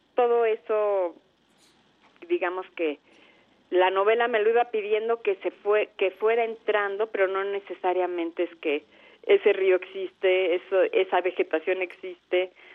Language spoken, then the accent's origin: Spanish; Mexico; como soy mexicana y como eh, mis referencias son de acá